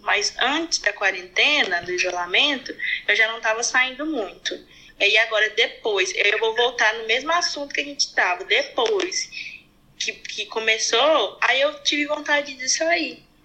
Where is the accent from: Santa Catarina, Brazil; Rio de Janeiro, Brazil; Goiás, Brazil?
Goiás, Brazil; Goiânia; accent: roceiro; Brasil, Goiás, Goiânia